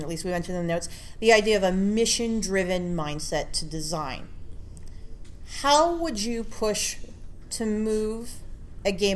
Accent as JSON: {"language": "English", "town": "Hamilton", "region": "Ontario", "country": "Canada", "tie": "born or raised there", "said": "I grew up in Hamilton, Ontario, which kind of looks like a post-apocalyptic wasteland in places."}